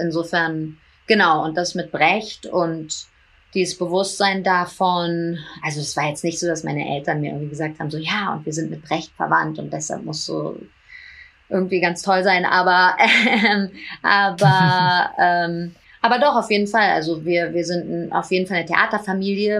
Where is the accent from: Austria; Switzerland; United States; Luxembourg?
United States; New York; also born or lived in Hamburg / Berlin; Ich bin in New York aufgewachsen und auf eine internationale Schule gegangen